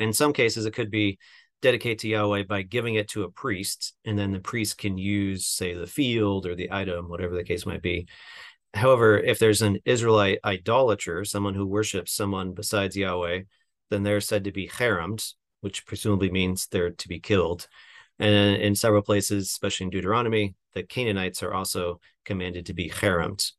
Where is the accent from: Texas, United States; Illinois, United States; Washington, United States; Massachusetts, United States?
Washington, United States; Seattle; also born or lived in Chicago; now in Southern California, United States; I'm from the Seattle area